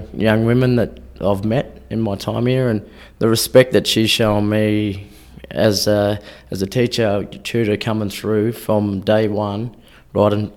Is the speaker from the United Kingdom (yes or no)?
no; Darwin, Northern Territory, Australia; now in Far North Queensland, Australia; growing up in Darwin